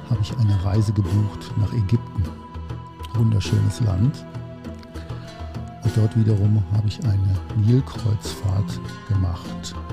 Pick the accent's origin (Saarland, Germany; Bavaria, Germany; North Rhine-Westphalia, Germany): North Rhine-Westphalia, Germany; ich komme aus dem Oberbergischen Kreis in der Nähe von Köln